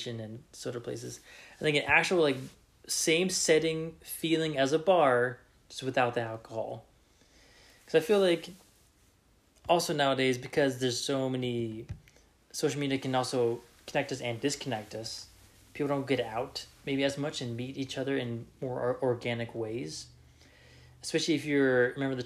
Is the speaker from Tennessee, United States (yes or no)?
no; Reno, Nevada, United States; growing up in Reno, Nevada, different kind of culture